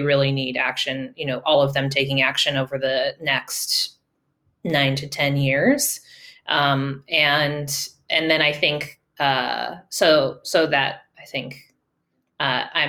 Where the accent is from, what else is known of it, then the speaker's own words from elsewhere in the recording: California, United States; born and raised in California